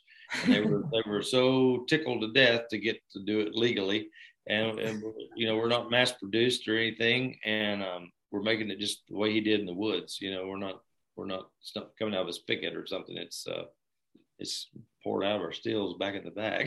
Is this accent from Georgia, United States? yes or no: yes; Blairsville, Georgia, United States; my hometown in Blairsville, Georgia